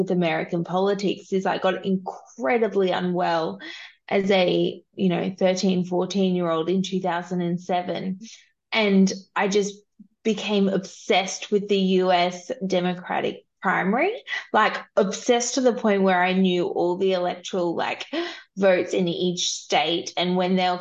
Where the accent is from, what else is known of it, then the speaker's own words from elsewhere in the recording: Queensland, Australia; I'm from Queensland.